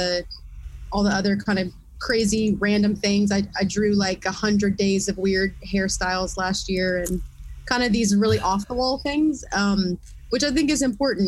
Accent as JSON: {"language": "English", "town": "Lafayette", "region": "Louisiana", "country": "United States", "tie": "born or raised there", "also_born_or_lived": "Eunice, Louisiana", "said": "I grew up in Lafayette"}